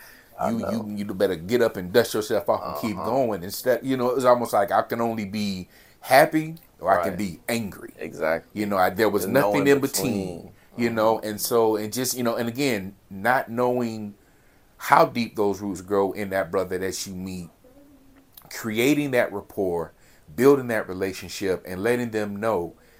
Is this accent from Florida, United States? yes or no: no; California, United States; Yeah, I'm from California.